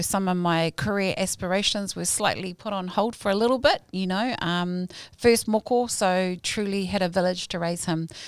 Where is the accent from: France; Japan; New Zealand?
New Zealand; Hamilton, Waikato; also born or lived in Ponsonby, Auckland; my papa Kainga has been Kirikiri kiriroa since the age of four